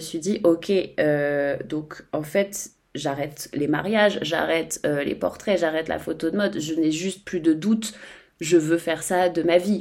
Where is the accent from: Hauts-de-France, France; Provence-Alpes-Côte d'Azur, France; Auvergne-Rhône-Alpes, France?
Auvergne-Rhône-Alpes, France; Savoy; je suis savoyarde